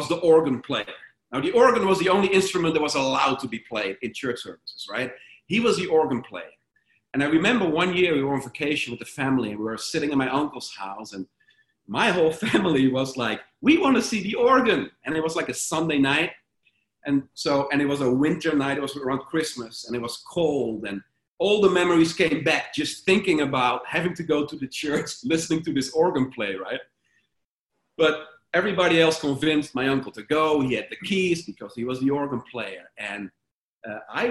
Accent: Sprang-Capelle, North Brabant, Netherlands; moved away; I went back to my hometown. It's a little town called Sprangkapelle

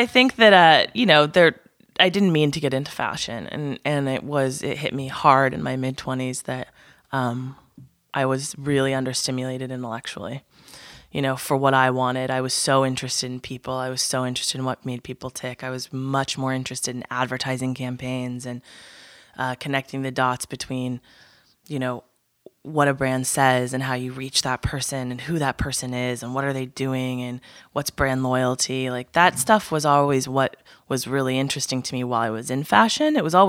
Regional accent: Pacific Northwest, United States; So I'm from the Pacific Northwest

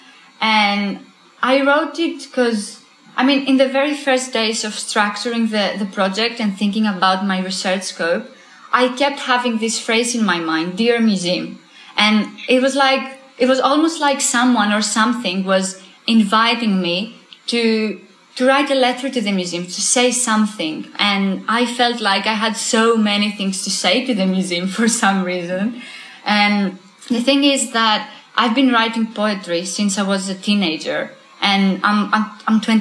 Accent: Greece; moved away; I'm from Greece

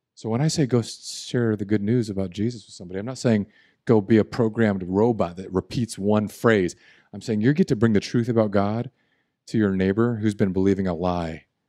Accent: Southern California, United States; the emergency Spanish I learned where I grew up in Southern California

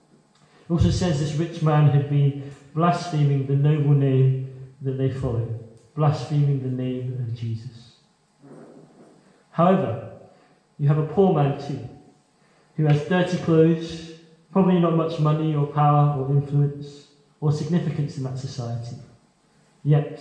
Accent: China; moved away; I'm from China.

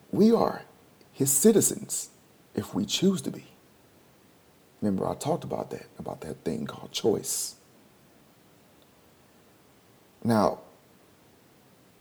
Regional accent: Houston, Texas, United States; I was born in United States of America in Houston, Texas. Grew up on 8126 Record Street.

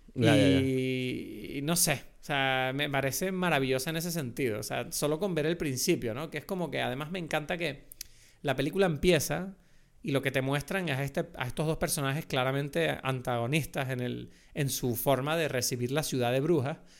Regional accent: Venezuela; accent: Venezuelan; un acento venezolano, que es mi acento de verdad

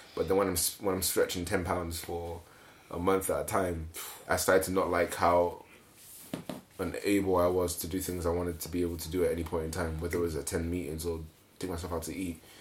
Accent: Nigeria; now in United Kingdom; when I grew up in Nigeria, I saw battles between family members for money and inheritance

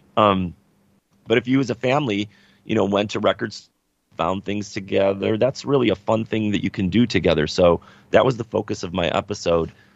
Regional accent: Chicago, Illinois, United States; we're from Chicago

